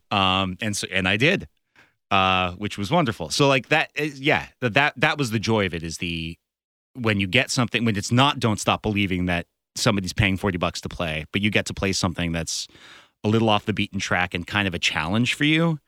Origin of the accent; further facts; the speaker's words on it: Berkeley, California, United States; now in Los Angeles, United States; I'm going back up to my hometown and playing in Berkeley